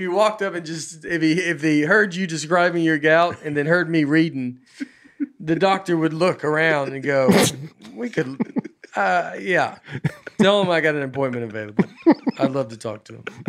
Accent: Old Hickory, Tennessee, United States; I'm from Old Hickory

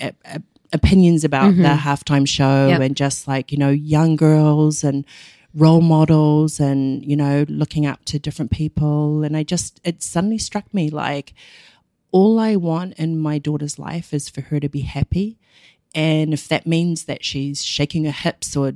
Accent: New Zealand; moved away as an adult; now in New York, United States; grew up in New Zealand the whole of my life. Didn't live anywhere else until I got here

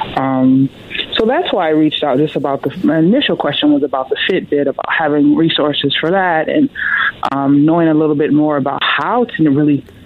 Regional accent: the South, United States; I'm from the South

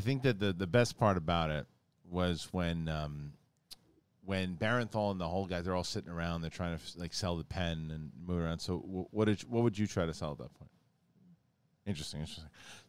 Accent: Australia; I'm Australian, by the way.

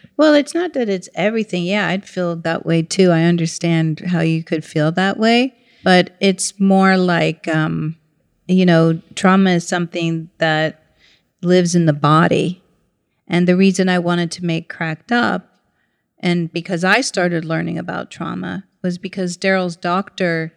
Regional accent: St. Petersburg, Florida, United States; moved away; also born or lived in New York City; grew up in St. Petersburg, Florida

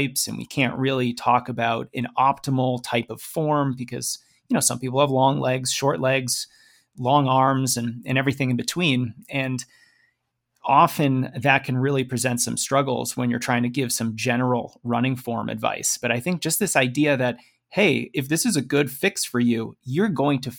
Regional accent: Boston, Massachusetts, United States; I'm from Boston

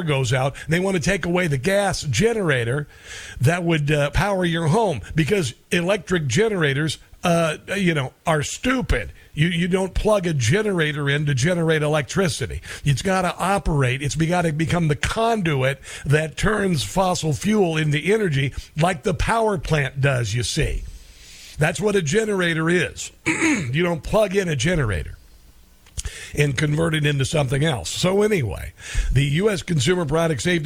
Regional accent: Iowa, United States; I'm from Iowa

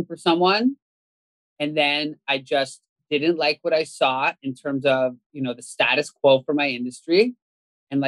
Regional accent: Canada; I grew up in Canada

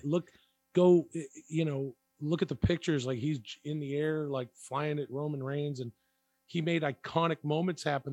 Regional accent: Canada; I grew up in Canada

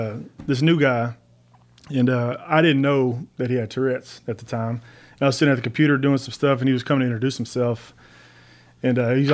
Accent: Brenham, Texas, United States; born there; also born or lived in Navasota / Hempstead / Alice / Victoria; I was born in Brenham.

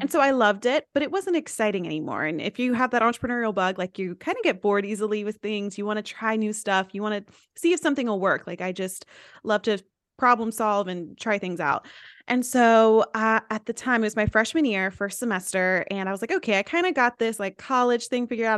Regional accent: East Tennessee, United States; I went to a small school, I'm from East Tennessee, so YouTube was not a thing

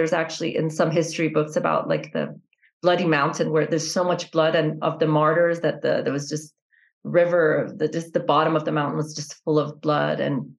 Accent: Iran; So when I grew up in Iran, I didn't even know there was religious minorities of what they were.

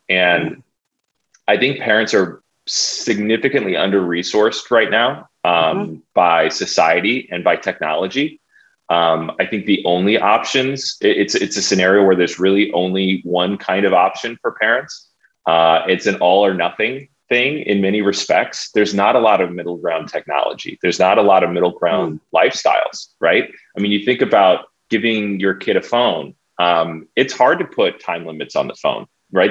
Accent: San Diego, California, United States; I'm from San Diego. I was homeschooled all growing up, San Diego, born and raised

